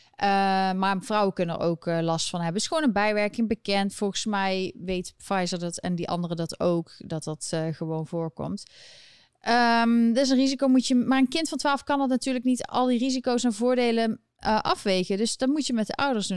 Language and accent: Dutch; Eindhoven, North Brabant, Netherlands; now in New York City, United States; Ik kom natuurlijk uit Eindhoven